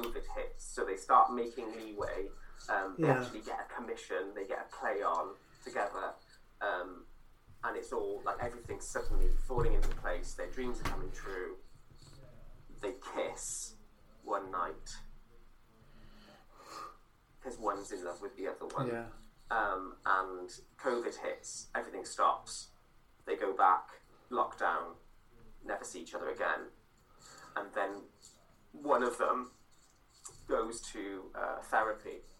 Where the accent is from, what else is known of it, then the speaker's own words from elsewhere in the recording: Cardiff, Wales, United Kingdom; I'm from Splott